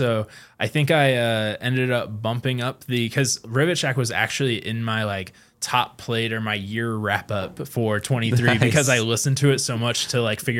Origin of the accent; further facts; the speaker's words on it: Kokomo, Indiana, United States; We're both from Kokomo.